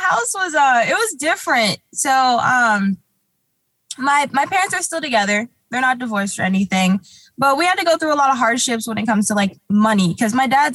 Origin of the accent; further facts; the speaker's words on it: Huntington Beach, California, United States; also born or lived in Garden Grove / Anaheim; I kind of moved around as a kid. I grew up in like Huntington Beach, but then unfortunately, like my family, we lost our house and stuff a lot when I was a kid